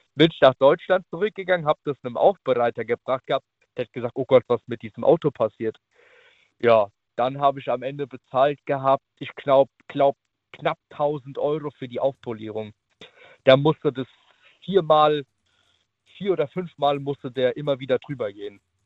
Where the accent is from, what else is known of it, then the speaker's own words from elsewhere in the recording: Naples, Campania, Italy; now in Riedstadt, Germany; Ich bin gebürtiger Italiener